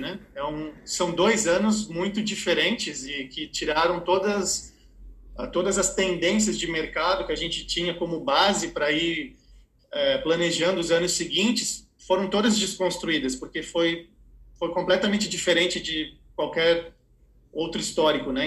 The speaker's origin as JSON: {"language": "Portuguese", "country": "Brazil", "also_born_or_lived": "Ohio, United States", "said": "quando eu voltei para o Brasil"}